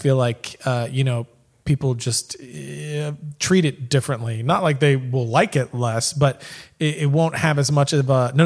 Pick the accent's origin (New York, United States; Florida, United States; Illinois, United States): Florida, United States; moved away as an adult; now in Dallas, United States; I'm in Dallas still. I lived in Florida, born and raised in Florida. Moved to Dallas in like 2012